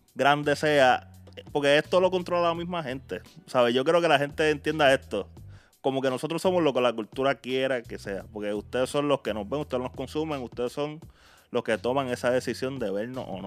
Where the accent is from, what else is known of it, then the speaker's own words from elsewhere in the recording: Puerto Rico; donde yo soy, que es de Puerto Rico